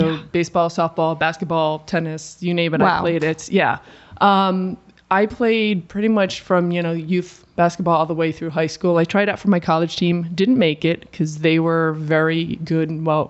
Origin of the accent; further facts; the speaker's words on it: New England, United States; So I grew up in New England, so I was obviously a Celtics fan